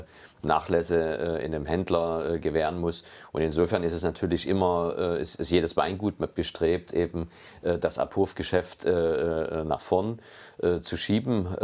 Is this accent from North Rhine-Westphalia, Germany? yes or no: no; Meißen, Saxony, Germany; also born or lived in Geisenheim; ich komme ja gebürtig äh, aus Meißen äh, und bin dort eben in einer Familie aufgewachsen